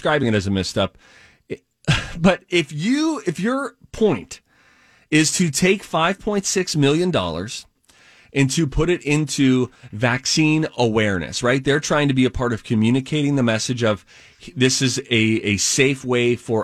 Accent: Pittsburgh, Pennsylvania, United States; I was born and raised in Pittsburgh

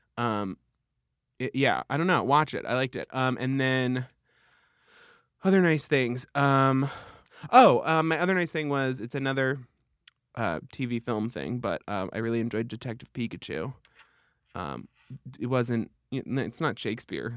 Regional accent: Long Island, New York, United States; I'm from Long Island.

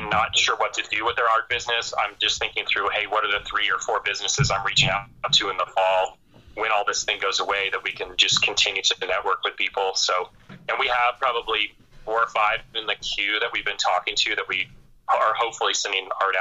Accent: Florida, United States; now in Colorado, United States; we're from Florida

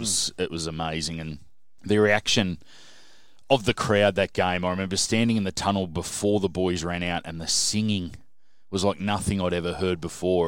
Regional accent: Sydney, New South Wales, Australia; also born or lived in Menai / Bathurst; I grew up in, uh, a suburb called South Hurstville and lived there till I was about sixteen

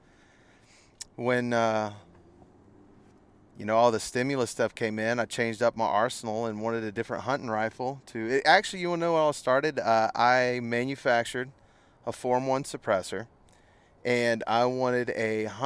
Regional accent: Pace, Florida, United States; I was born and raised right here

